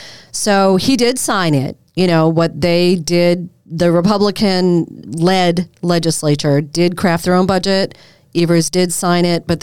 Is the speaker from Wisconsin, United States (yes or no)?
no; Massachusetts, United States; accent: Boston; And so I was polishing off my former Boston accent.